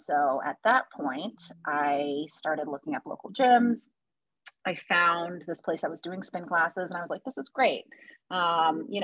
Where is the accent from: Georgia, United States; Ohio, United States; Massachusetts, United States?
Massachusetts, United States; Boston; moved away; I'm from Boston originally. So that's where I grew up